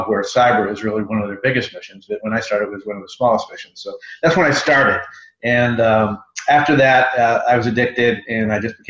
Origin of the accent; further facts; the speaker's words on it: Chicago, Illinois, United States; moved away as an adult; also born or lived in Washington, D.C.; I'm from Chicago, but I came out to Washington, D.C. like everyone else to start a career